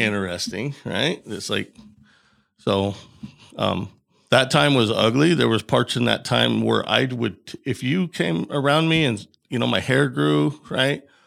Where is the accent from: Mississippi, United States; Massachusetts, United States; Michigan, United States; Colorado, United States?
Colorado, United States; Bailey; I grew up in Bailey, Colorado, um, and it's a real small town.